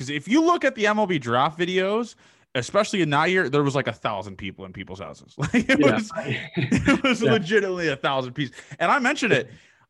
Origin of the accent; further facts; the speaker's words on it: Canada; especially being a Canadian, we don't have many frats here.